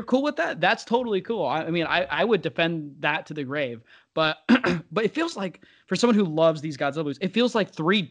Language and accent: English; United States; I'm American